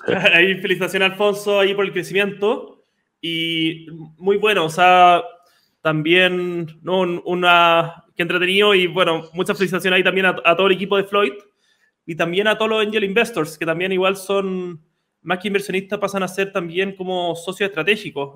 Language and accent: Spanish; Chile; Somos un país de 18 millones de habitantes, pero ya como chilenos